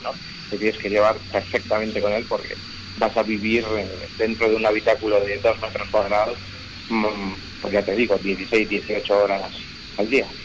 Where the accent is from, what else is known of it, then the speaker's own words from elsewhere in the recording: Madrid, Community of Madrid, Spain; somos tres pilotos de Madrid